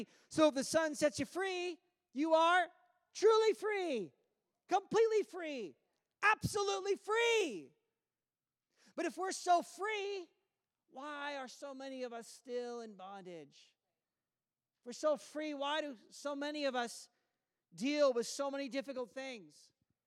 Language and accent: English; United States; now in Canada; I am American